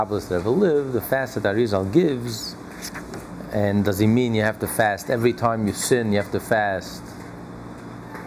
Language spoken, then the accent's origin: English; United States; we're all American